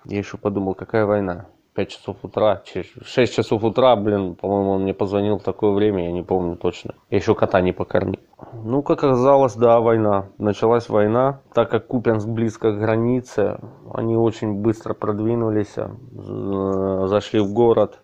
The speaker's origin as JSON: {"language": "Russian", "town": "Kupiansk", "region": "Kharkiv Oblast", "country": "Ukraine", "moved": "as an adult", "lives_now": "Kyiv, Ukraine", "said": "я из города Купинска, Харьковской области"}